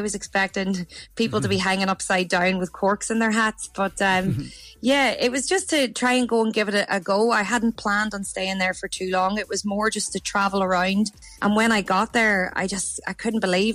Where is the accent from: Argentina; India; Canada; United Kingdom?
United Kingdom; County Down, Northern Ireland; moved away as an adult; now in Australia; I'm originally from County Down and I moved to Australia nearly eight years ago